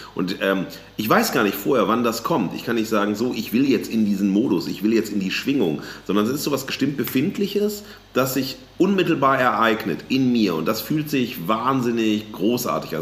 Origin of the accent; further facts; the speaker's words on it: Duisburg, North Rhine-Westphalia, Germany; in meiner Heimatstadt Duisburg